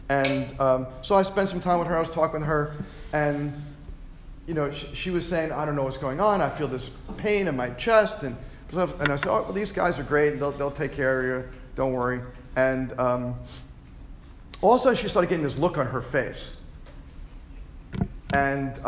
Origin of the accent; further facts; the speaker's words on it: Lynbrook, New York, United States; my hometown at Lynbrook